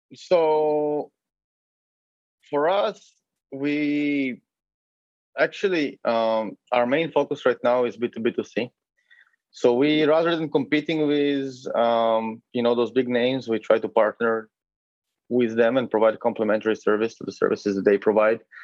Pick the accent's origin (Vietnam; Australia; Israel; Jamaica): Israel; moved away as an adult; also born or lived in Uzbekistan / Berlin, Germany / Lithuania; now in Lisbon, Portugal; So originally, I'm from Israel, and or, well, I was born in Uzbekistan, but I lived in Israel for most of my life, to be accurate from the age of five.